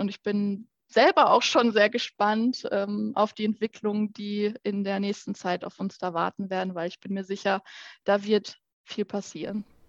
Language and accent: German; Petershagen, North Rhine-Westphalia, Germany; Ich komme aus Petershagen ursprünglich